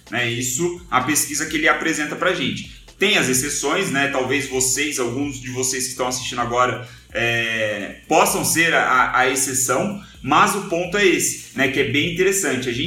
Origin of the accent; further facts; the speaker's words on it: São José dos Campos, São Paulo, Brazil; eu tô falando de São José dos Campos, que eu sou de São José dos Campos.